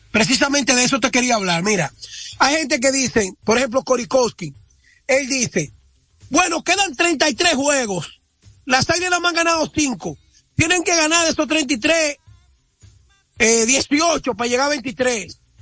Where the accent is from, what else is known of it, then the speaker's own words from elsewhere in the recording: La Vega, Dominican Republic; identificarme con mi pueblo